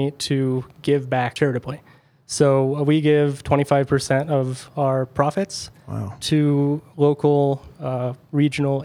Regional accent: Berthoud, Colorado, United States; I grew up in Berthoud

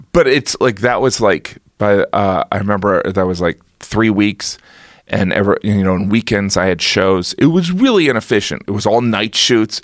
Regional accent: United States; I am an American

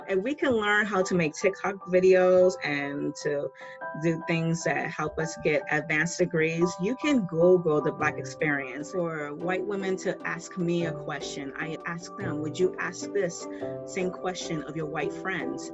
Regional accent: New York City, New York, United States; I'm originally from New York City

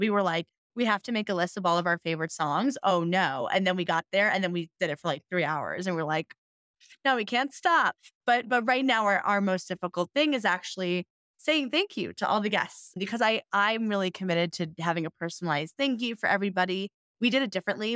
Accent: New York City, New York, United States; moved away as an adult; also born or lived in Denver, Colorado; I'm from New York City.

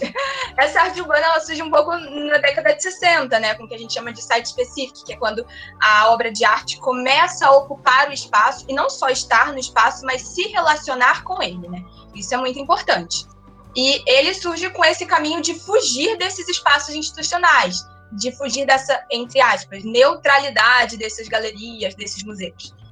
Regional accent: Rio de Janeiro, Brazil; eu sou carioca, nasci no Rio

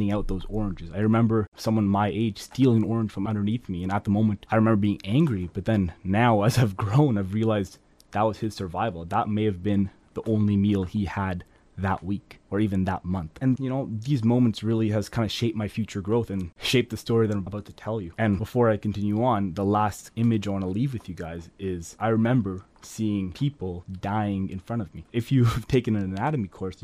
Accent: Ottawa, Ontario, Canada; I'm from Ottawa, and we don't see these things all the time. living in a suburb

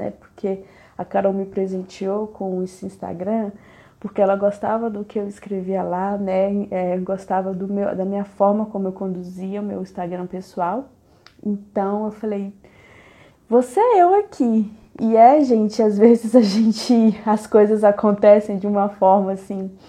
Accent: Pará, Brazil; accent: northern, Pará; also born or lived in Minas Gerais; É, eu nasci em Minas, mas aos oito anos eu fui embora para o Pará com os meus pais e meu irmão. Então eu digo que eu sou uma mineira com sotaque meio nortista, meio paraense.

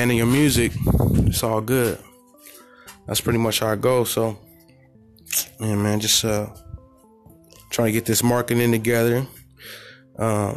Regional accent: California, United States; I'm from the Golden State

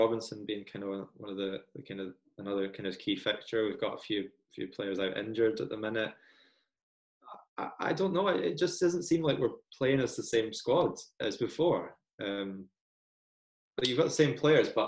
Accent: Scotland, United Kingdom; moved away as an adult; also born or lived in Glasgow; now in Sheffield, United Kingdom; I'm not a native from here. That brings its own slang. I'm originally Scottish.

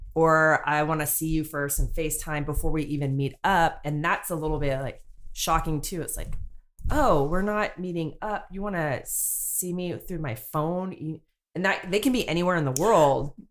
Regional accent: North Bay, California, United States; moved away as an adult; now in South Bay, United States; I grew up in the North Bay, and I've been living down here in the South Bay for quite some time now

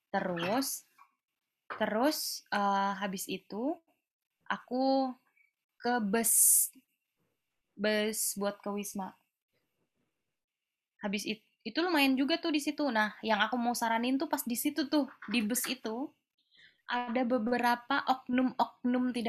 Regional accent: Padang, West Sumatra, Indonesia; aku kan dari Padang ya, maksudnya aku jarang banget aku hampir nggak pernah bahkan turun di Jakarta dari Malaysia.

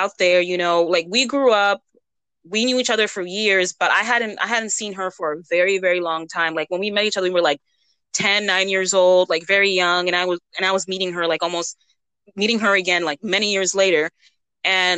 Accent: United States; also born or lived in Massachusetts / Western North Carolina; I grew up in Massachusetts in the mountains in North Carolina, Western North Carolina.

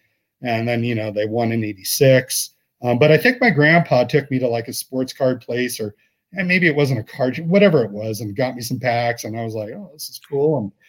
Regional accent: Redondo Beach, California, United States; growing up in Redondo Beach in Southern California.

